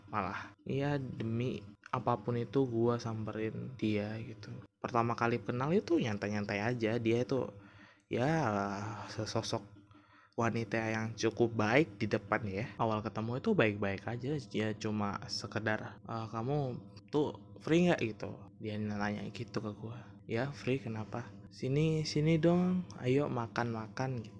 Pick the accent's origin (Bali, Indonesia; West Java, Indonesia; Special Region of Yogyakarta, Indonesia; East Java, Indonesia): East Java, Indonesia; Gresik; Jadi dia di kota S gitu S gua di kota G hmm. ya Gresik Gresik ya tahu kan Gresik ya itu pokoknya gua gua kan tinggalnya di Gresik